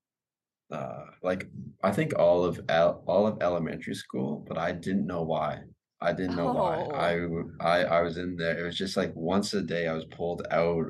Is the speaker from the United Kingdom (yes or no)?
no; Vancouver, British Columbia, Canada; I'm originally from Vancouver, British Columbia, Canada